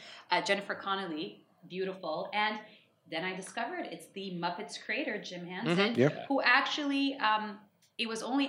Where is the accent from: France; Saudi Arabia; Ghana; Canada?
Saudi Arabia; moved away; also born or lived in United States; I grew up in Saudi where you didn't have access to a lot of movies.